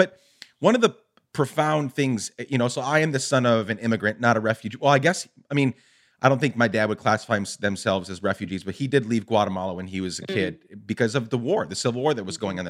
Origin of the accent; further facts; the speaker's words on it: Chicago, Illinois, United States; Because you're talking about, you know, the 70s and the 80s growing up in Chicago, and we could go back not just decades, but hundreds of years.